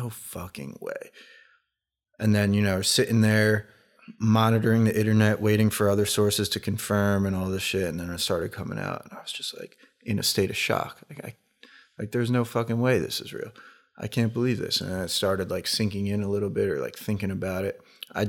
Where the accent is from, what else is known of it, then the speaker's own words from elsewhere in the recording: Philadelphia, Pennsylvania, United States; I love Allen Iverson because I'm from the Philly area, and he was the Sixers and everything.